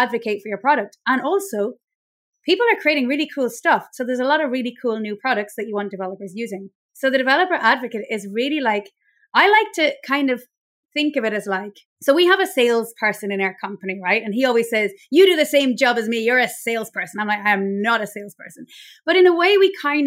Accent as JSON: {"language": "English", "country": "Ireland", "accent": "Irish", "moved": "yes", "lives_now": "Mallorca, Spain", "said": "I'm basically based in Mallorca in Spain, but I'm Irish, as you can probably tell by my accent"}